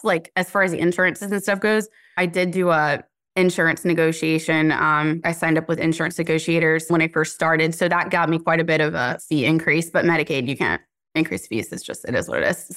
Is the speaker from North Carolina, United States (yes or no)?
yes; Cary, North Carolina, United States; also born or lived in Garner, North Carolina; I grew up in Cary